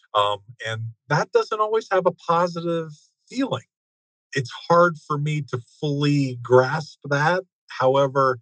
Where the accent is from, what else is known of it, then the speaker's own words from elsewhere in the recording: United States; also born or lived in Japan; I'm an American